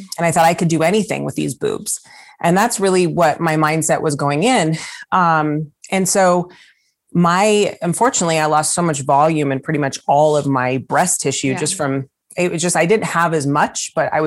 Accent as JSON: {"language": "English", "area": "the Bay Area", "region": "California", "country": "United States", "said": "I'm from the Bay Area."}